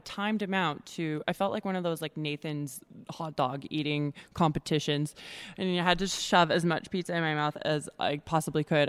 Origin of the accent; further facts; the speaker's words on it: Edmonton, Alberta, Canada; I'm born and raised in Edmonton, Alberta